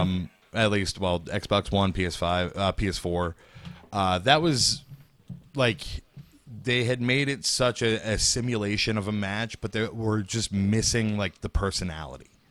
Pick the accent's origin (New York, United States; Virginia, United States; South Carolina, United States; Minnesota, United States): New York, United States; Bay Shore; in my hometown, Bayshore